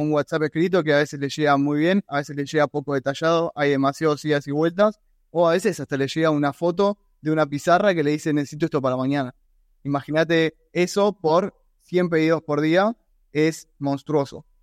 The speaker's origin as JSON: {"language": "Spanish", "country": "Argentina", "said": "soy argentino"}